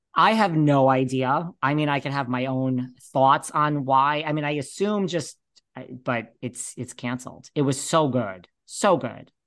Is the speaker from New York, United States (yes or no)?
yes; New York, United States; also born or lived in Los Angeles; I'm a New Yorker